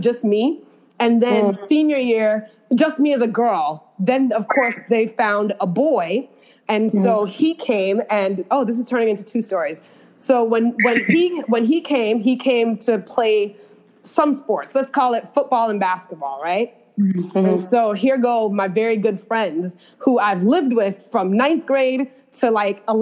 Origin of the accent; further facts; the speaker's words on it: New York, United States; also born or lived in Kingston, Jamaica; I'm from New York